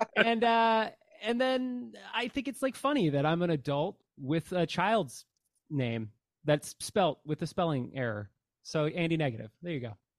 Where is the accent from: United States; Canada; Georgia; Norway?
Canada; as a Canadian